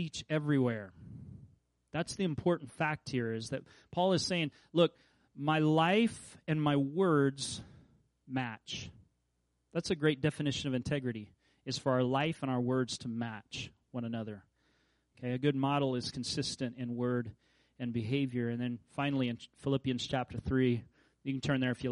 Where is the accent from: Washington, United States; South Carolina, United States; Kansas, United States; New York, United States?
Kansas, United States; I grew up in Kansas.